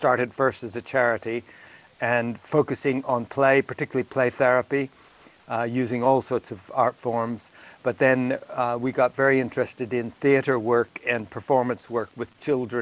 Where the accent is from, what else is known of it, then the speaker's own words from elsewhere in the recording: California, United States; moved away as an adult; also born or lived in southern Illinois; I was born in Illinois, in Abraham Lincoln country, southern Illinois. And I grew up in California. I left there when I was about 1.5 or 2 and grew up in California. I left California in 1964